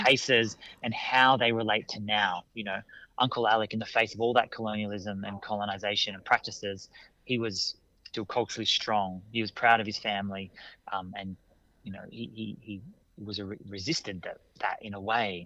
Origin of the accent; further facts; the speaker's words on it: Canberra, Australian Capital Territory, Australia; also born or lived in Brisbane, Australia / Sydney, Australia / Naarm (Melbourne), Australia; now in Adelaide, Australia; I grew up on Ngunnawal country uh, in our nation's capital.